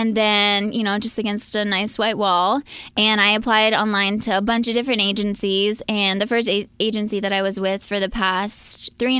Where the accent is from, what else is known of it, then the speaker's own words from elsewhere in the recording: right outside of Philadelphia, Pennsylvania, United States; moved away as an adult; now in Los Angeles, United States; I am a PA, Pennsylvania girl, right outside of Philly.